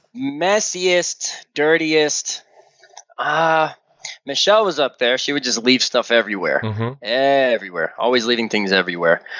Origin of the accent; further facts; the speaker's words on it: Slidell, Louisiana, United States; here in Slidell. It's my hometown.